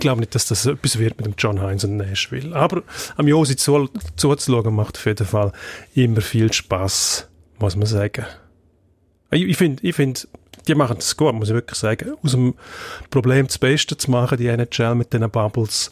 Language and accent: German; Switzerland; bei uns in der Schweiz